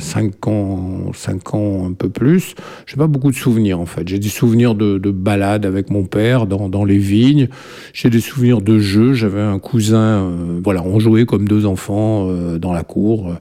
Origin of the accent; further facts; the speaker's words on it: Palestro, Bouira Province, Algeria; moved away; also born or lived in Algiers; Je suis né à Alger, mais en fait, nous habitions une petite ferme, enfin une grande ferme, limite Mitidja Kabylie, dans une ville qui est très connue, qui est Palestro